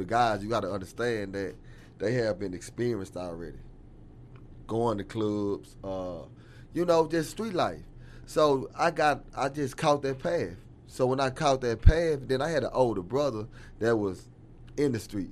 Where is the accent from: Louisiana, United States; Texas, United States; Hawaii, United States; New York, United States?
Texas, United States; Dallas; I come from West Dallas, man, you know what I'm saying? So my upbringing is from West Dallas.